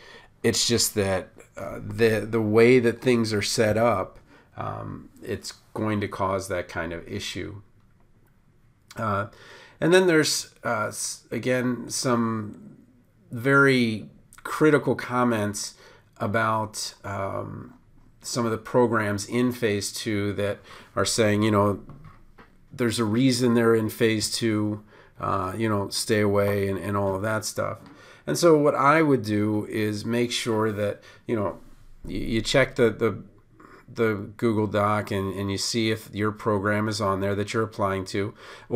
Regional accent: Baltimore, Maryland, United States; okay, I came from Baltimore, so that might not be as much of an issue for me

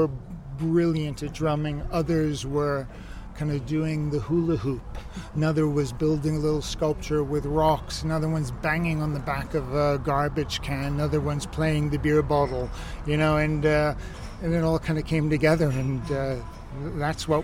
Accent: New York, United States; moved away as an adult; now in Ibiza, Spain; Originally from New York, and left in my early 20s

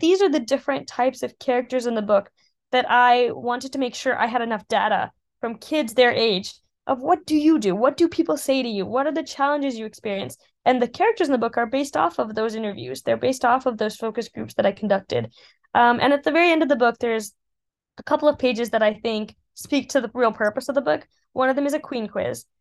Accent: Colorado Springs, Colorado, United States; moved away as an adult; now in Oxford, United Kingdom; as a little girl growing up in Colorado Springs

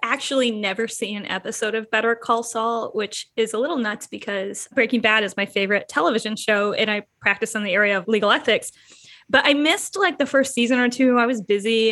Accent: Michigan, United States; moved away as an adult; now in Chicago, United States; I'm a transplant from Michigan

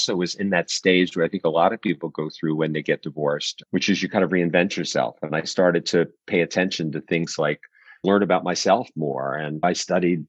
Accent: Washington, District of Columbia, United States; also born or lived in Silver Spring, Maryland; I grew up here in the DC area. You know, I grew up in Northeast Washington.

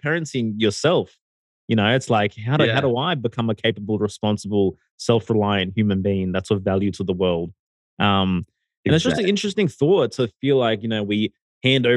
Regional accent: Sydney, New South Wales, Australia; moved away as an adult; now in Mexico; originally I'm from Sydney. Recently I relocated my entire family to Mexico

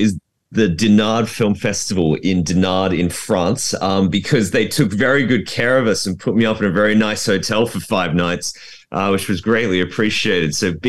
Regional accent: Australia; now in London, United Kingdom; I'm Australian myself.

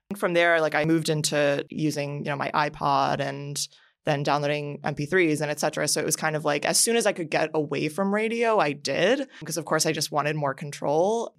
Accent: Miami, Florida, United States; growing up in Miami

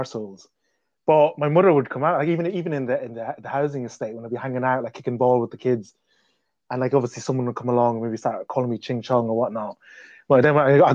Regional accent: Navan, County Meath, Ireland; accent: Irish; moved away as an adult; also born or lived in Malaysia / Scotland / London; now in United Kingdom; the town I grew up in is called Navan

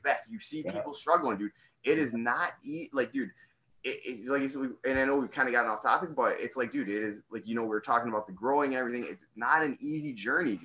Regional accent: United States; I'm an American guy

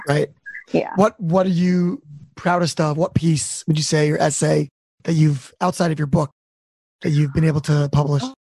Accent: Baltimore, Maryland, United States; moved away; I'm from Baltimore originally

